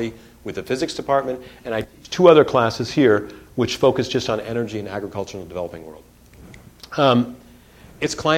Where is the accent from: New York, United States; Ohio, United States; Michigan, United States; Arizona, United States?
Michigan, United States; Detroit; moved away; I grew up in Detroit